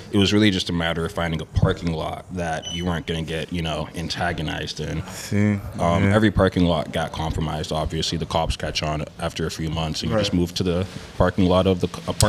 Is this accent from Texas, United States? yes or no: no; Brockton, Massachusetts, United States; In Brockton.